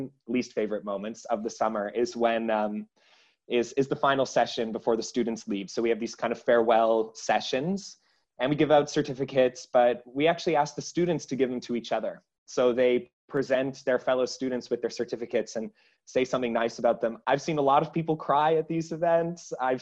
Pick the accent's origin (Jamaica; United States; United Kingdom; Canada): Canada; accent: Canadian; moved away as an adult; now in Amsterdam, Netherlands; I'm from Canada